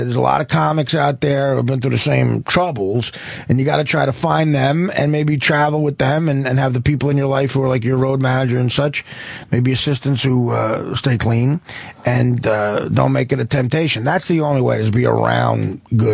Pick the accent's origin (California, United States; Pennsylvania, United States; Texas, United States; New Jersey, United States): New Jersey, United States; Newark; I grew up, I was born in Newark, and I grew up 2 miles outside of Newark, right by Newark Airport. My whole family's from there.